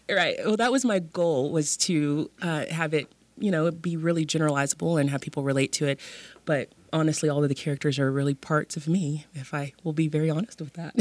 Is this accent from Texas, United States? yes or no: yes; Dallas, Texas, United States; also born or lived in Austin, Texas; now in West Texas, United States; I am a Texas native I grew up in Dallas